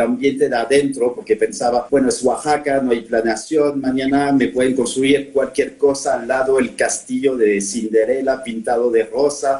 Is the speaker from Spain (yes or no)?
no; Normandy, France; Spanish is a second language; moved away as an adult; also born or lived in Paris, France; now in Mexico; soy francés normando, ¿no? Entonces, eh, adentro de, mi identidad vive como la parte normanda y en Normandía pues, vengo de un pueblo de 1500 habitantes. Eh, he pasado 18 años de mi vida en ese pueblo